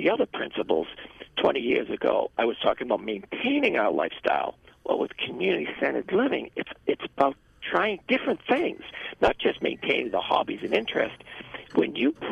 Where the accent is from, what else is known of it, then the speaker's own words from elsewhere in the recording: United States; being the American person that I was